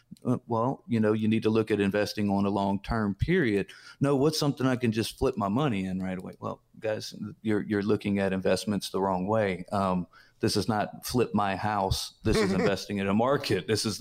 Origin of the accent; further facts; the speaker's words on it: Mississippi, United States; I was raised in Mississippi, and my grandfather was just an old farmer, not real highly educated.